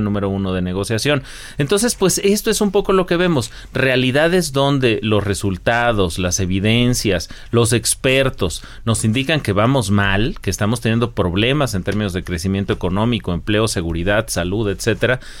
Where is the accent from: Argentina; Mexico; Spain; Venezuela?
Mexico